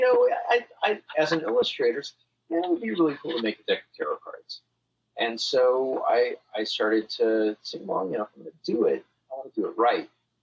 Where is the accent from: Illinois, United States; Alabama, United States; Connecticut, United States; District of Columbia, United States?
Alabama, United States; growing up in Alabama